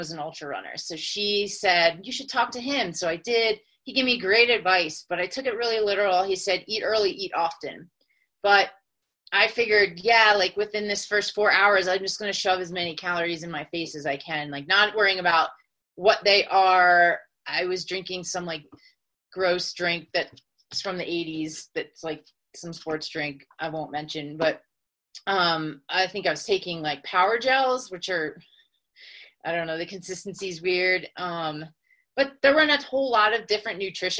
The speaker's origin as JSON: {"language": "English", "town": "West Chester", "region": "Pennsylvania", "country": "United States", "tie": "born or raised there", "also_born_or_lived": "Brooklyn, New York / Philadelphia, Pennsylvania", "moved": "as an adult", "lives_now": "Colorado, United States", "said": "I'm from Westchester, Pennsylvania, and I grew up there"}